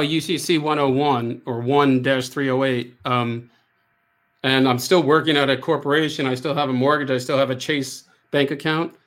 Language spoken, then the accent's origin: English; United States; I am American